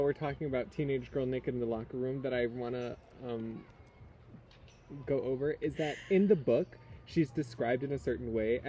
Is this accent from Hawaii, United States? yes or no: yes; Lanai, Hawaii, United States; I grew up here on Lanai